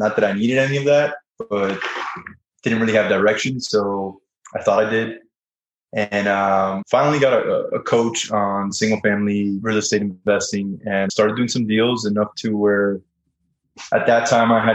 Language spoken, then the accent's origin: English; South Florida, United States; moved away as an adult; now in Dallas, United States; I'm originally from South Florida, and now I live in Dallas